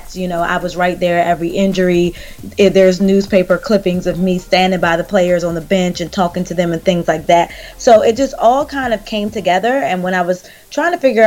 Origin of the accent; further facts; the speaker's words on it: Charles County, Southern Maryland, United States; I grew up on the outskirts of Washington, D.C. It's called Southern Maryland. We grew up in Charles County.